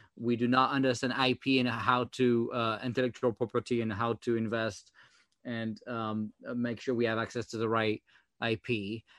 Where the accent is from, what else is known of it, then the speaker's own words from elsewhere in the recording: France; accent: French; English is a second language; now in United States; my French accent